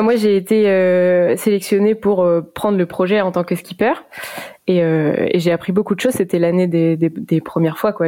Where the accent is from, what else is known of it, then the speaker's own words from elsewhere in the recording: Morlaix, Brittany, France; je suis d'origine de Morlaix, donc j'ai commencé la voile dans la, dans baie de Morlaix toute petite euh, en famille